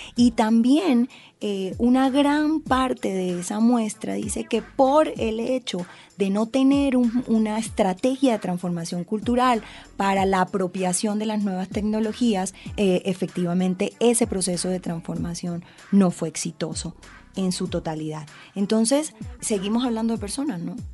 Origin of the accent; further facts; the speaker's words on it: Colombian Caribbean coast, Caribbean Region, Colombia; como decimos las costeñas